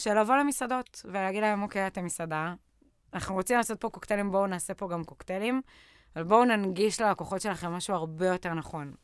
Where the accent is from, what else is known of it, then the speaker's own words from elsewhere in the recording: Lehavim, Southern District, Israel; moved away as an adult; now in Tel Aviv, Israel; אני במקור מבאר שבע, מלהבים, ככה מהדרום. אני בארבע שנים האחרונות בתל אביב